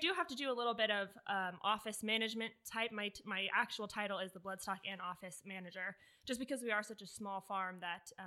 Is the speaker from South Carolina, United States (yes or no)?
no; Southwest Florida, United States; moved away as an adult; now in Lexington, United States; I'm originally from Southwest Florida.